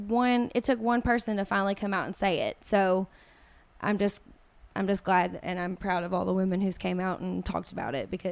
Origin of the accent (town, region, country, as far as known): Kentucky, United States; born or raised there